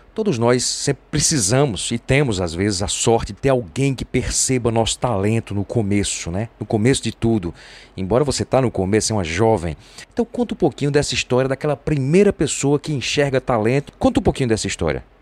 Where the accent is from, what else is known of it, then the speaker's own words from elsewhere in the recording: Pedra, Pernambuco, Brazil; Eu sou oriundo de Pedra, cidadezinha ali pertinho de Arco Verde, 18 quilômetros de Arco Verde